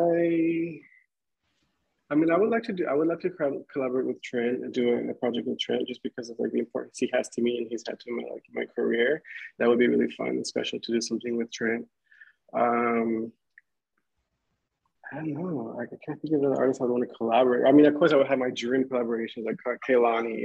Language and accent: English; Inland Empire, California, United States; I grew up in the Inland Empire